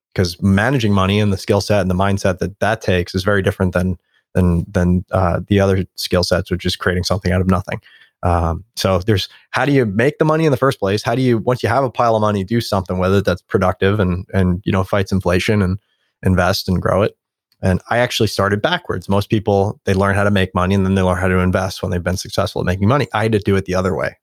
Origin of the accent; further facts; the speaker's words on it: New York City, New York, United States; moved away; I grew up in New York, there's a homeless person on every street corner